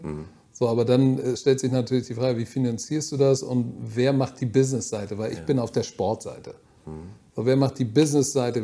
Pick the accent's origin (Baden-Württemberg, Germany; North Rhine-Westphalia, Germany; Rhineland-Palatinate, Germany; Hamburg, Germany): Hamburg, Germany; ich bin Deutscher, wirklich, ich bin ein echter Hamburger